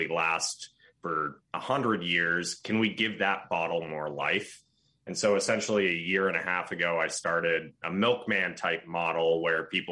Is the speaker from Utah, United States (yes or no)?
no; Belmont, Massachusetts, United States; moved away as an adult; now in New York, United States; I grew up in Belmont, Massachusetts with a 617 number